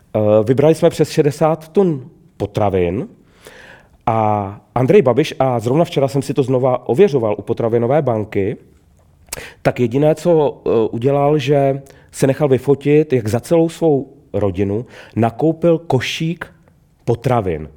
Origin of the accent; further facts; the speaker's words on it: Trutnov, Hradec Králové Region, Czechia; Já sám pocházím z venkova, z pohraničí